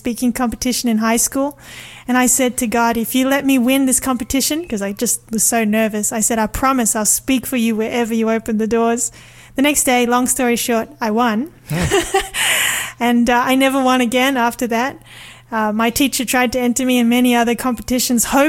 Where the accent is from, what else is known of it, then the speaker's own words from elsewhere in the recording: Sydney, New South Wales, Australia; I was born in Sydney. Grew up there.